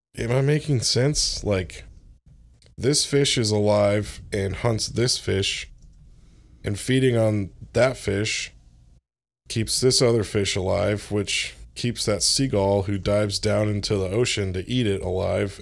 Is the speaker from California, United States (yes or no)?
no; Orlando, Florida, United States; moved away; I grew up in Florida, like, in Orlando